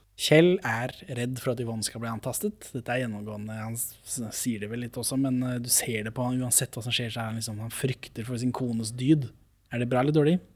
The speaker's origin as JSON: {"language": "Norwegian", "country": "Norway", "said": "for meg som nordmann"}